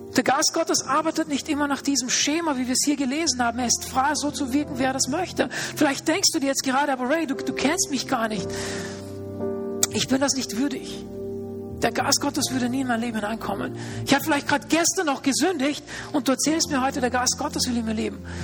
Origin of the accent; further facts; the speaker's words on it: Austria; also born or lived in Linz; hier bei uns in Österreich